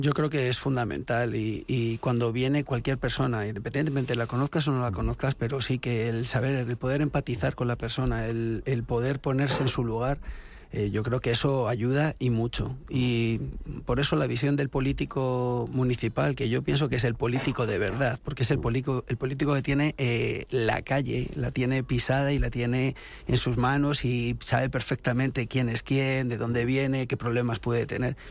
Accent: Los Molinos, Community of Madrid, Spain; soy nacido en Madrid, pero desde los seis años, eh, vivo en Los Molinos

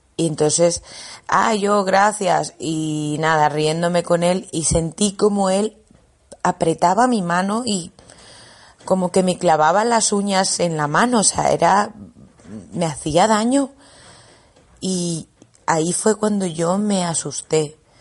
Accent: Bolivia; moved away as an adult; yo soy de Bolivia

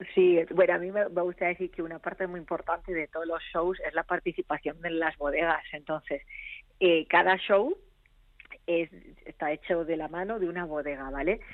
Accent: Madrid, Community of Madrid, Spain; moved away; also born or lived in Argentina; yo soy de Madrid, sí, yo soy de Madrid, pero he vivido muchos años en Argentina.

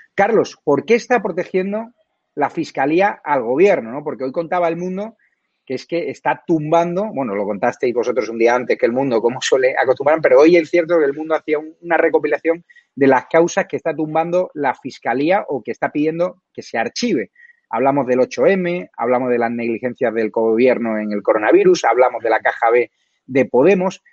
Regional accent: Málaga, Andalusia, Spain; malagueño, con lo cual yo siempre voy a apoyar a la gente de mi tierra

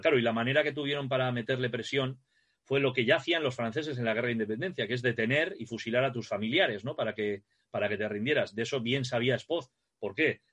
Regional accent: Navarre, Spain; aquí en Navarra, como somos navarros

